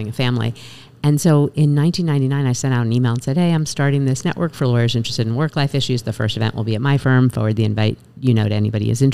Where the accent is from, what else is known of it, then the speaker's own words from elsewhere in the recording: Westchester, New York, United States; now in North Fork, United States; I grew up in Westchester, outside of the city